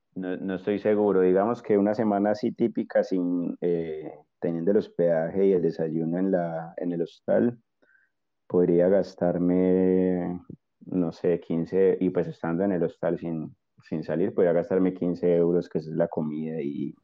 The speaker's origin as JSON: {"language": "Spanish", "town": "Armenia", "region": "Quindío", "country": "Colombia", "moved": "as an adult", "lives_now": "Spain", "said": "yo soy colombiano de una ciudad un poco pequeña que no creo que mucha gente conozca, que se llama Armenia, así como el país."}